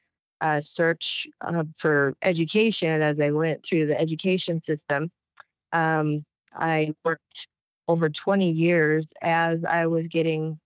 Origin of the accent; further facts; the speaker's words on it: Idaho, United States; moved away; also born or lived in Flagstaff, Arizona; I was born and raised in the Pacific Northwest in Idaho